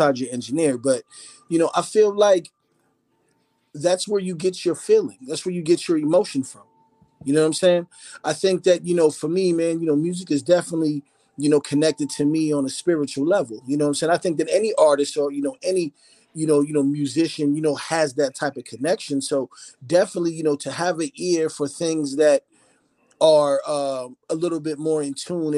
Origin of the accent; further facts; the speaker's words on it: Phoenix, Arizona, United States; also born or lived in Philadelphia, Pennsylvania; So I was born in Philly, and then I was raised in Phoenix, Arizona.